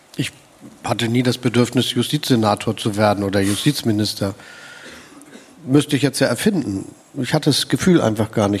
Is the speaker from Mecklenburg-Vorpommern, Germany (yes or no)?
no; Hamburg, Germany; moved away as an adult; now in Potsdam, Germany; Ich empfinde mich als Hamburger. Ich bin da aufgewachsen